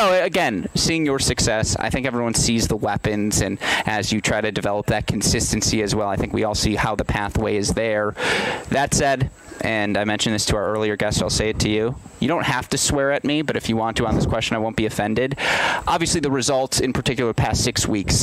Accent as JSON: {"language": "English", "region": "Michigan", "country": "United States", "tie": "born or raised there", "said": "I grew up in Michigan, which is a state that's similar climate"}